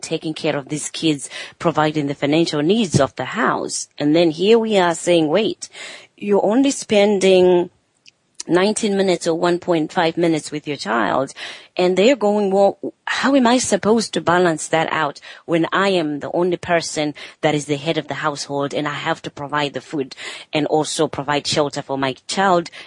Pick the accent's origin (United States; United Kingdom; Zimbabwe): Zimbabwe; growing up in Zimbabwe